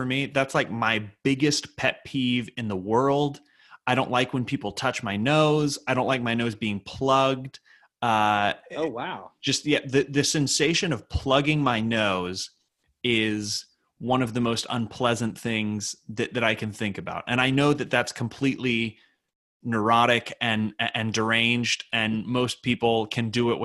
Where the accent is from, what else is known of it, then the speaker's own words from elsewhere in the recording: Durham, North Carolina, United States; my hometown of Durham, North Carolina